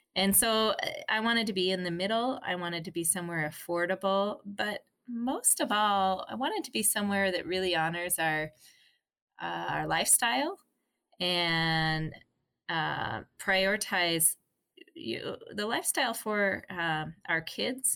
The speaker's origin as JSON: {"language": "English", "town": "Park City", "region": "Utah", "country": "United States", "tie": "born or raised there", "said": "we grew up in a very beautiful place in Park City in Utah"}